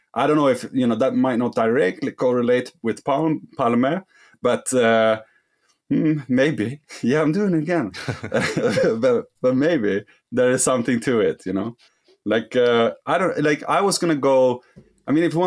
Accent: Sweden

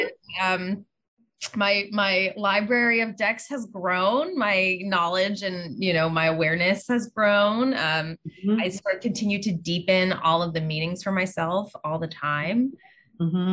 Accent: Pittsburgh, Pennsylvania, United States; I grew up in Pittsburgh

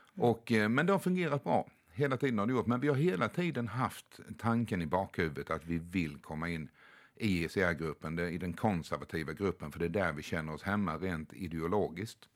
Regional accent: Sweden; hemma i Sverige

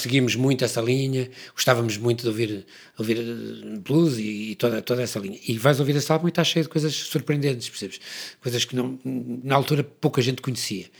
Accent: Porto, Norte, Portugal; nós viemos do Porto

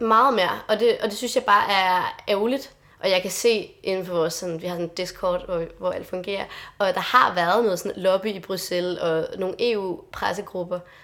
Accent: Lolland, Zealand, Denmark; jeg kommer selv fra Lolland

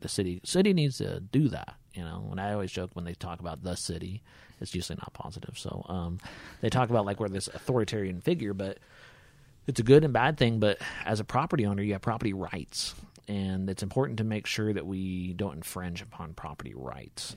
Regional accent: Hutchinson, Kansas, United States; moved away as an adult; also born or lived in Topeka, Kansas; now in Larned, United States; originally born and raised in Hutchinson, Kansas

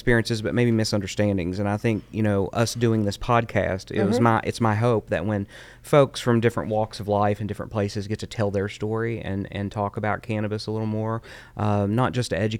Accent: Kentucky, United States; growing up in Kentucky and seeing local news

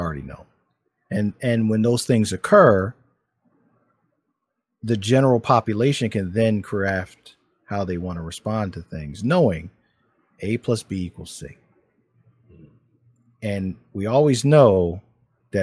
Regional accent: Philadelphia, Pennsylvania, United States; I grew up in Philadelphia

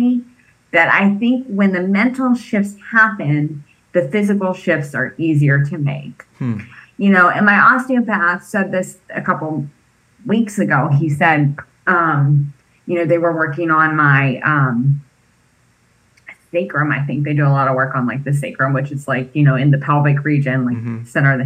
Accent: East Coast, United States; now in California, United States; I grew up on the East Coast.

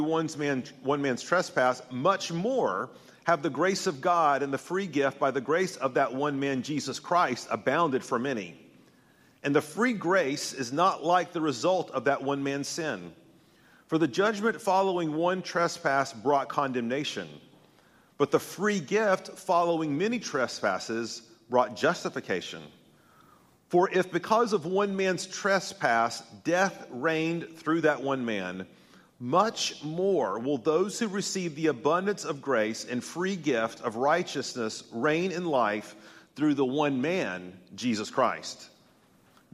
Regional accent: Tennessee, United States; I'm from Tennessee

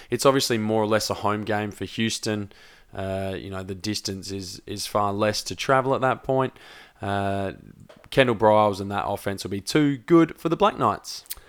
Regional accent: South Australia, Australia; we're South Australian born

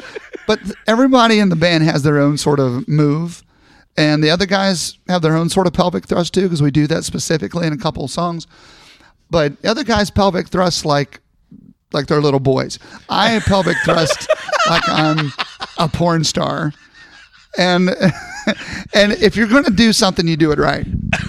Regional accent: Scotland, United Kingdom; And, of course, I'm Scottish, so there's going to be nothing under it.

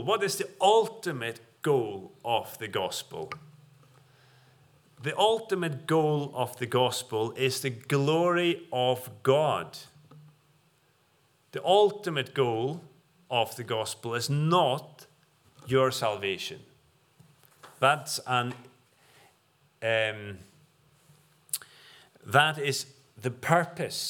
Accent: Faroe Islands; now in United Kingdom; the far-flung islands of the Faroes, where I'm from

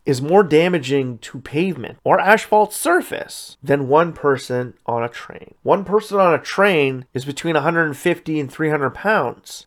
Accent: Sudbury, Ontario, Canada; a lot of roads in my hometown are cracked and always falling apart.

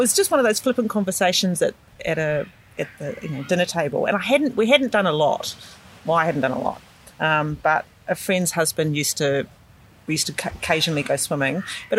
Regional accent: New Zealand; now in Sydney, Australia; Yes, I'm a Kiwi sister. but we came over here in 96. And so we've been here for 24 years. Basically lived around this area.

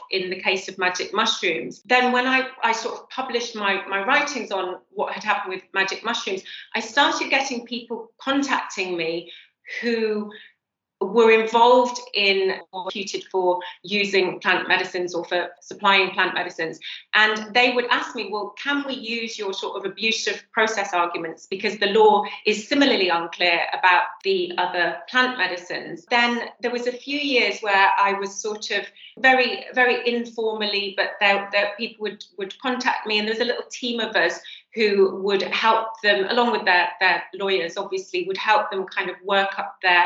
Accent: Cheshire, just outside Manchester, North West England, United Kingdom; I grew up just outside Manchester in Cheshire

